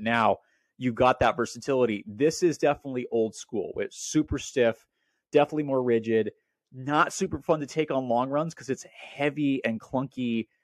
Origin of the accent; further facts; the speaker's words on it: Portland, Oregon, United States; moved away; also born or lived in Welches, Oregon; I grew up in Portland, Oregon